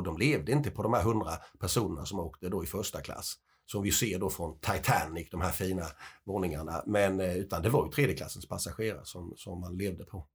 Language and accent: Swedish; Småland, Sweden; eftersom jag är smålänning så har jag ju en del emigranter